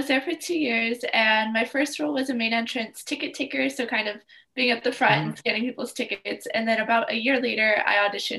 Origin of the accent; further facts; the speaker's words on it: California, United States; moved away as an adult; now in New York, United States; I'm from California originally.